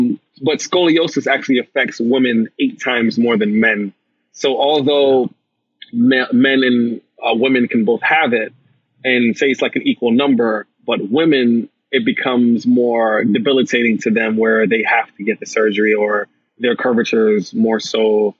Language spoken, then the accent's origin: English; Jamaica; He's Jamaican. I'm Jamaican.